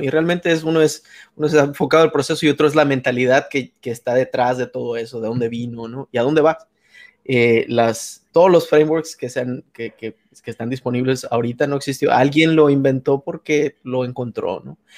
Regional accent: Hermosillo, Sonora, Mexico; de Hermosillo

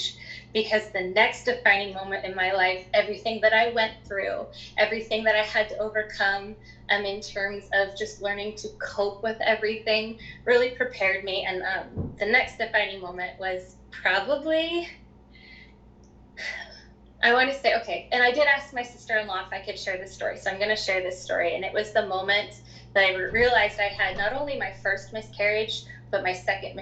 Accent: Three Forks, Montana, United States; also born or lived in New Jersey / Colorado; I was born in New Jersey, quickly then moved to Colorado. Then we ended up in Montana in a very small community in Southeast Montana called Three Forks.

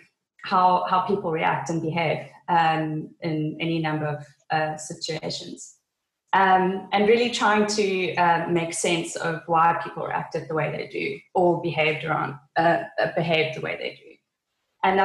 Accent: Namibia; also born or lived in Cape Town, South Africa; now in Swakopmund, Namibia; I was born in Namibia

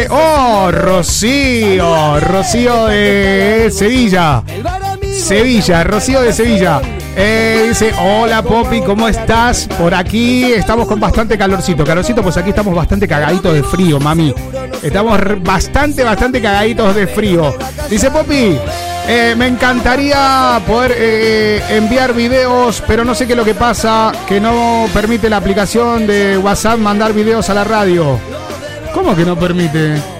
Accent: Mar del Plata, Buenos Aires Province, Argentina; Soy argentino de Mar del Plata y le quiero mandar saludos a todos los marplatenses.

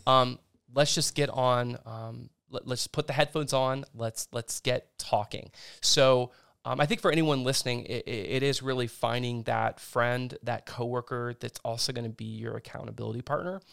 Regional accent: Indian Lake, Ohio, United States; I grew up in Indian Lake.

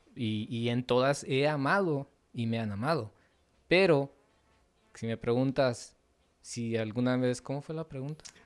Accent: Los Angeles, California, United States; me crié en Los Ángeles

